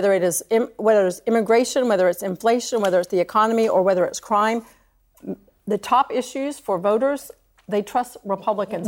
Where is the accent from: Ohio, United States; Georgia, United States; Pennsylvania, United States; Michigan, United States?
Georgia, United States; a red state in, in Georgia, my home state